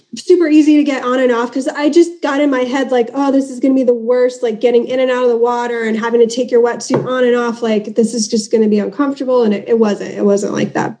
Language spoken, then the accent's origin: English; Southern California, United States; accent: American; I'm from Southern California